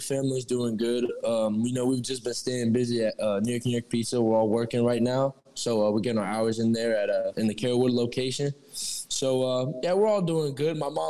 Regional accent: Albania; So so I'm from Albania. That's about like that's northeastern Europe. That's a small country. It's where my dad grew up.

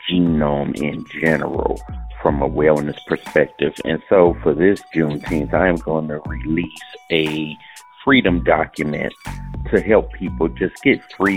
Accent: Cleveland, Ohio, United States; I'm from Cleveland, Ohio.

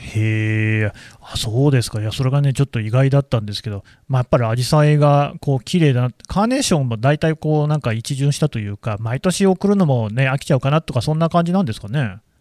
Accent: Nagoya, Aichi, Japan; 私の故郷じゃないですか

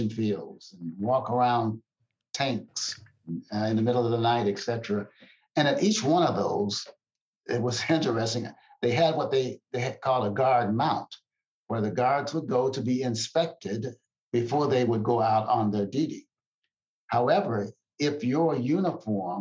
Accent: Lorain, Ohio, United States; moved away as an adult; also born or lived in Kentucky / Toledo, Ohio / Germany; now in Temple, Texas, United States; I grew up in the great state of Kentucky in my young childhood. In my teen years, it was in the state of Ohio, Toledo, Ohio, in specific, into Lorain, Ohio. That was my formative years

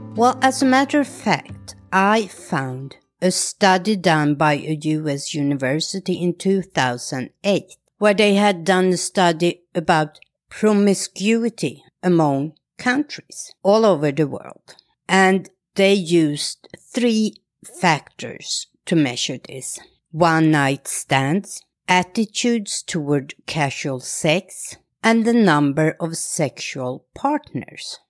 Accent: Sweden; as a Swedish woman, when I was younger and went abroad, I even avoided to tell people I was from Sweden

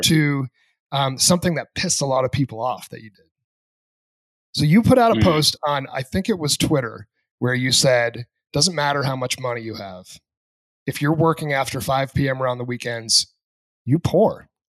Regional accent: New Hampshire, United States; moved away; I grew up in New Hampshire

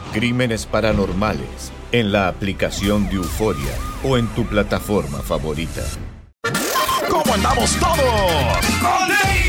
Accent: Matamoros, Tamaulipas, Mexico; en mi pueblo, soy de Matamoros, se juega mucho béisbol y jugué yo mucho béisbol eh, de niño

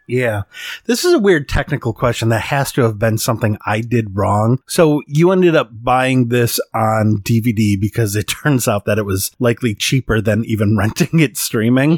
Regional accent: Midwest of the United States, United States; I'm from the Midwest of the United States.

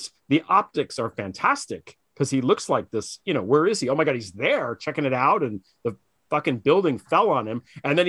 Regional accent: New York City, New York, United States; as a New Yorker who lived there, that meant that all the tourists just stayed there, which I kind of dug.

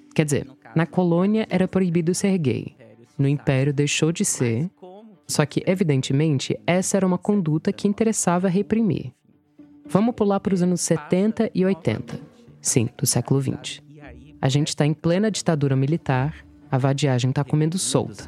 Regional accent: United States; first language English; Portuguese is a second language; moved away as an adult; now in Brazil; Eu, que nasci e fui criada, morei nos Estados Unidos até os 19 anos

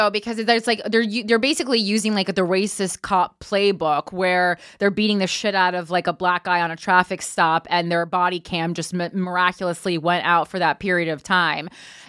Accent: Florida, United States; I'm from South Florida.

